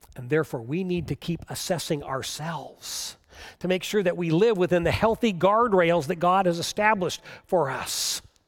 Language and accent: English; United States; as American Christians